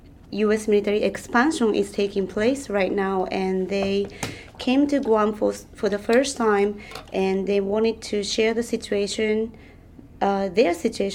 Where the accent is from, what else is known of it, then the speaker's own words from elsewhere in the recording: Tokyo, Japan; I am from Tokyo, Japan, but I came here to Guam this time.